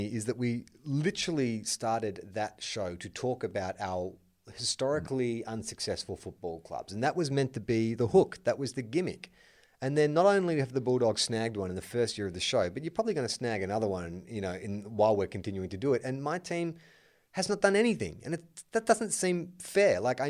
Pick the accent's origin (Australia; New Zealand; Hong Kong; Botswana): New Zealand; as a New Zealander, it is a huge movie here